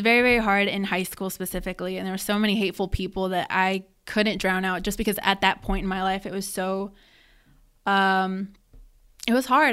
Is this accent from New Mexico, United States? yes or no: no; Summersville, West Virginia, United States; I loved growing up here. I loved, um, being born and raised in Somersville